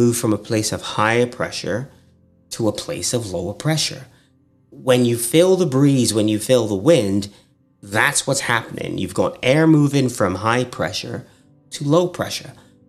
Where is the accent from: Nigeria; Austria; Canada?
Nigeria; now in United States; I'm Nigerian American.